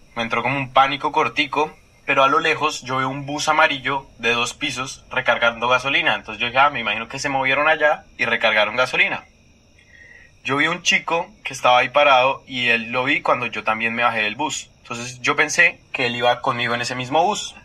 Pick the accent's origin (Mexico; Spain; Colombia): Colombia; moved away as an adult; now in Russia; soy de Colombia, tengo 21 años. Vivo ya hace 4 años en Rusia.